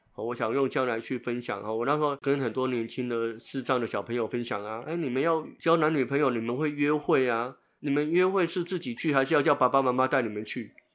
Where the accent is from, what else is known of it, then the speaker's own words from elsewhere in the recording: Tainan, Taiwan; 从我们台南老家，从那个国华街